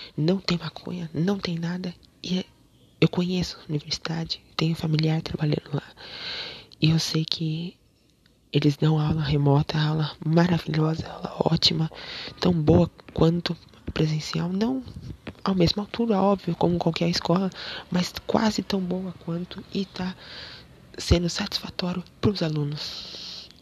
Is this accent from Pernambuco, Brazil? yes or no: no; Rio Claro, São Paulo, Brazil; also born or lived in Baixada Santista; Em Rio Claro, minha cidade natal